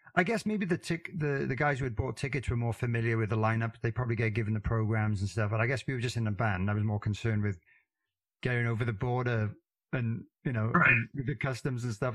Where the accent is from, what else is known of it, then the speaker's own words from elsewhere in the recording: Wales, United Kingdom; I got a fairly strange accent being from Wales